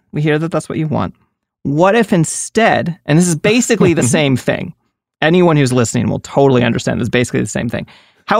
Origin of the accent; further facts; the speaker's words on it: Maryland, United States; I'm from Maryland. That's why I'm talking shit on Maryland.